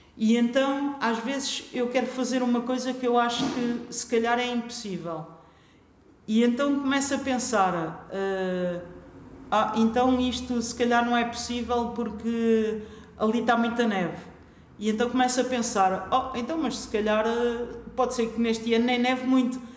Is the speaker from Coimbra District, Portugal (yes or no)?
yes; Figueira da Foz, Coimbra District, Portugal; eu cresci na Figueira da Foz